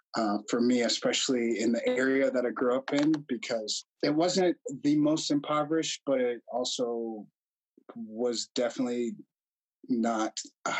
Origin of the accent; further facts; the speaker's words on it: Chicago, Illinois, United States; I'm the second oldest of my family. And I enjoyed growing up mostly in the suburbs of Chicago.